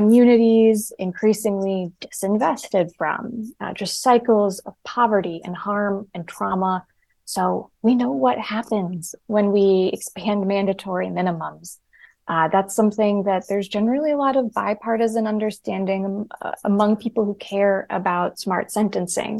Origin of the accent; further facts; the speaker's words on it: Rust Belt, United States; I'm from the Rust Belt